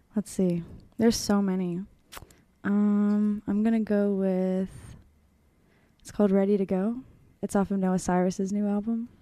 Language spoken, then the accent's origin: English; Pittsburgh, Pennsylvania, United States; I'm from Pittsburgh